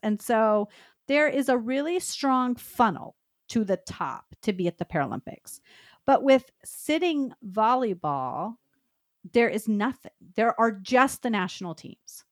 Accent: Dallas, Texas, United States; I grew up in the Dallas, Texas area

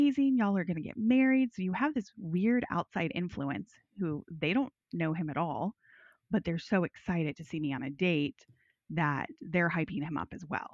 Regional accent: the South, United States; I'm from the South.

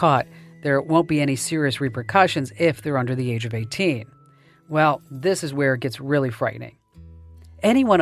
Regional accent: Arizona, United States; my home state now, Arizona

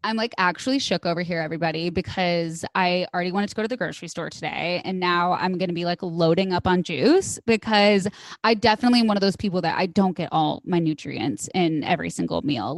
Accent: Midwest, United States; I grew up in the Midwest

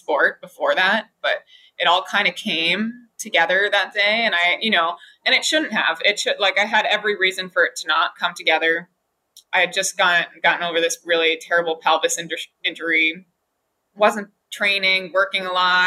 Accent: Hawaii, United States; two of my friends that I grew up with in Hawaii

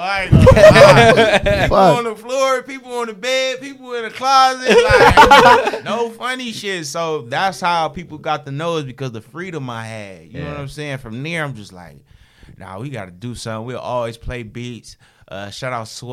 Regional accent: Los Angeles, California, United States; I grew up in South Central

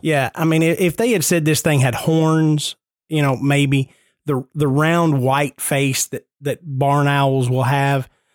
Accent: Nashville, Tennessee, United States; I'm born and raised in Nashville. I grew up ten minutes from downtown Nashville

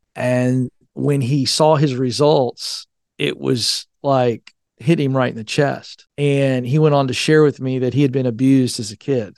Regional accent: Hampton Roads, Virginia, United States; moved away as an adult; whenever I go back to Virginia, the Tidewater, Hampton Roads area

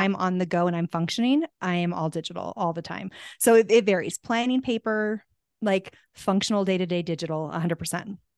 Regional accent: Tucson, Arizona, United States; also born or lived in California; now in Santa Fe, United States; I'm from Tucson, so I'm from hot weather

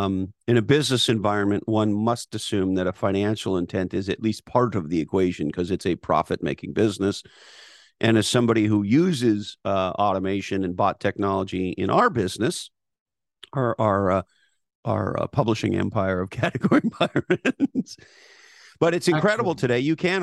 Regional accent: Montreal, Quebec, Canada; I grew up in Montreal. All the great heroes of the Montreal Canadiens winning all those Stanley Cups.

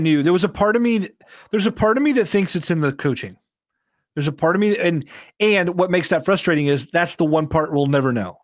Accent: Indiana, United States; I grew up in Indiana

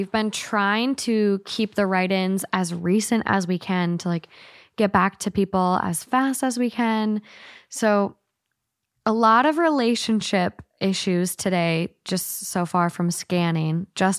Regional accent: Glasgow, Scotland, United Kingdom; accent: Glaswegian; I also would have loved to have read it to you in my Glaswegian accent.

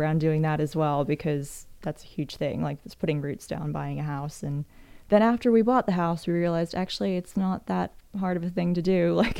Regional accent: New Zealand; also born or lived in Canada; now in United States; So I'm an expat living in the United States. I'm from New Zealand by way of Canada.

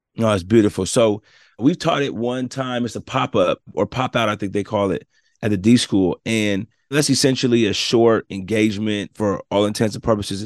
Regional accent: Portland, Oregon, United States; also born or lived in Los Angeles / Nigeria; I was raised in Portland, Oregon, born in L A, though.

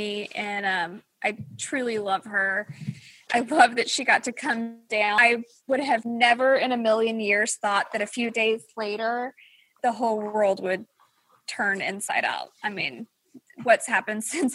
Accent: Louisiana, United States; now in Texas, United States; I was born in Louisiana

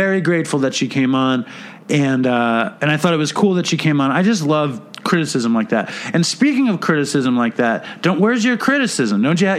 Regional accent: New York City, New York, United States; in our life here in Manhattan

